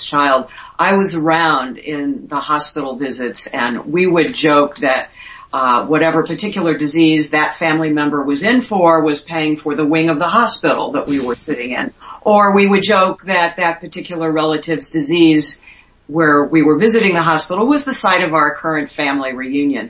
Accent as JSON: {"language": "English", "town": "St. Louis", "region": "Missouri", "country": "United States", "tie": "born or raised there", "also_born_or_lived": "Miami", "moved": "as an adult", "said": "by the time I got to St. Louis as a TV reporter, which was my hometown"}